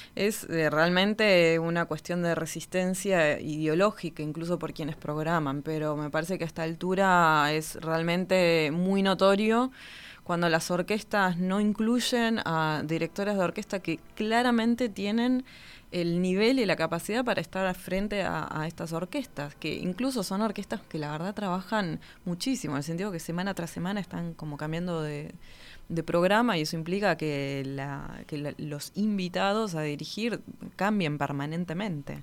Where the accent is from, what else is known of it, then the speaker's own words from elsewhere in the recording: Río Gallegos, Santa Cruz, Argentina; Yo nací en la ciudad de Río Gallegos, en la provincia de Santa Cruz, al sur de Argentina, hmm. Patagonia pura.